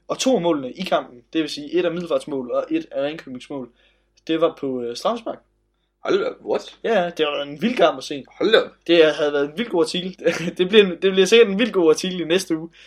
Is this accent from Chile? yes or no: no; Nairobi, Kenya; men jeg kommer selv fra Nairobi